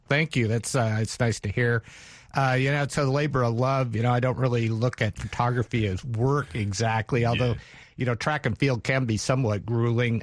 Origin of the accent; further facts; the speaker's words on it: North Idaho, United States; now in Oregon, United States; I grew up in North Idaho